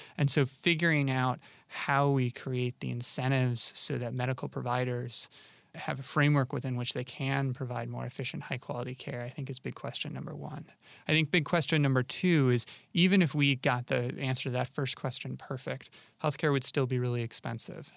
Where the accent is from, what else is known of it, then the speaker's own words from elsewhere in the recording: Rochester, New York, United States; I grew up in Rochester, New York, which is in upstate New York